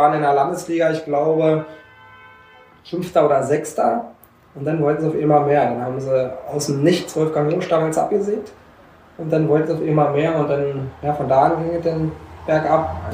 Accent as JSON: {"language": "German", "town": "Klöstershausen", "country": "Germany", "tie": "born or raised there", "said": "Ich bin hier in Klöstershausen geboren und habe, äh, lass mich"}